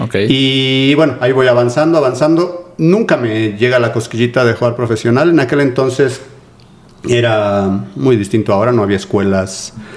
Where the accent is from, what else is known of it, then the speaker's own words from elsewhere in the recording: Mexico City, Mexico; soy de aquí de la Ciudad de México, de Coyoacán. Toda mi vida he vivido y he estudiado en Coyoacán